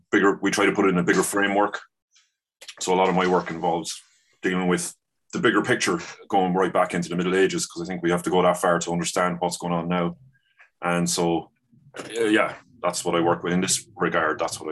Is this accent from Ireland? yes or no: yes; Sligo, Connacht, Ireland; I'm both of us from Sligo.